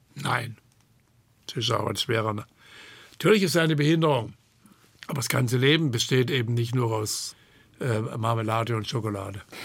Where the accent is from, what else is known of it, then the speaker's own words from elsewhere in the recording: Hornberg, Baden-Württemberg, Germany; Hornberg war, im Übrigen, das ist meine Heimatstadt